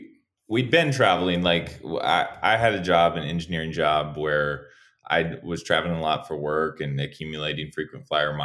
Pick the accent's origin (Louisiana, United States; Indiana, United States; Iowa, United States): Iowa, United States; moved away as an adult; also born or lived in San Diego, California; I grew up in Iowa